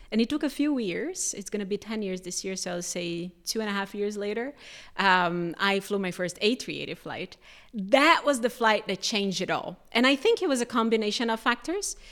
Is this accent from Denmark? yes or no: no; Brazil; moved away; I'm from Brazil.